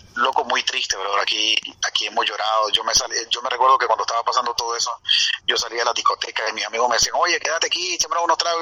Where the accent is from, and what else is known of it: Managua, Nicaragua; born or raised there; moved away as an adult; also born or lived in Costa Rica; now in United States